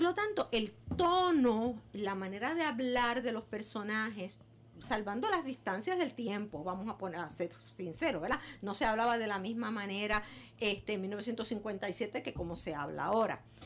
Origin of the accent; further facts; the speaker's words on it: Puerto Rico; nosotros los puertorriqueños